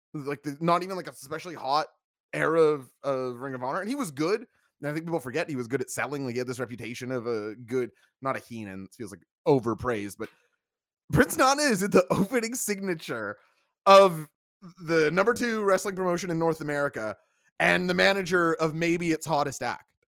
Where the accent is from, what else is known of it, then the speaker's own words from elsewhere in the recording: Portugal; my home country of Portugal. You know that I, I come from a lineage of people who love to go and get fresh baked bread